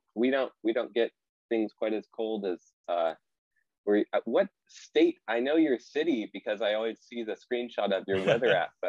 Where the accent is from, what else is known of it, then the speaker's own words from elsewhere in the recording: Troutdale, Oregon, United States; also born or lived in California / Portland, Oregon; my parents moved up here to Portland, and we've been here ever since. So I was raised just a little bit outside of Portland, in a town called Troutdale, little suburb. And now we live in Portland proper.